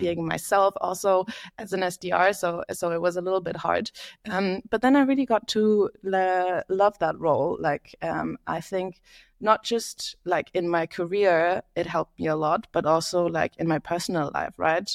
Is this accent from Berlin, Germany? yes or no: yes; Berlin, Germany; moved away as an adult; now in London, United Kingdom; I am from Berlin, Germany, lived in London for the last eight years